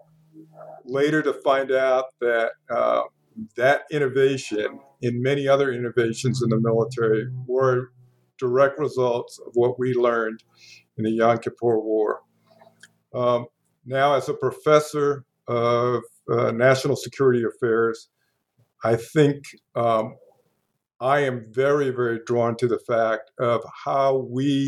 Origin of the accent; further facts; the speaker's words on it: New York City, New York, United States; I grew up in New York City a while ago, and in a very diverse area